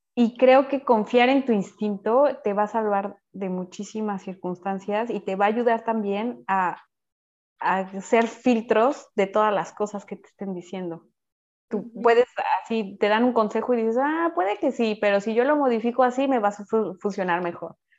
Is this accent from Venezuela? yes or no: no; Mexico; moved away as an adult; now in France; mi calidad de ser mexicana es como la chispa, ¿no? Y uh, me sentía como, bueno, sí, cada vez que decía soy de México